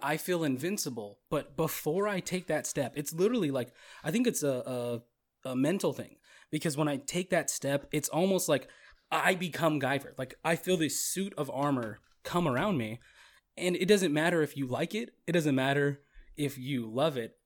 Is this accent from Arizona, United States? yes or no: yes; Goodyear, Arizona, United States; moved away; I was from the country at the time. I was from Goodyear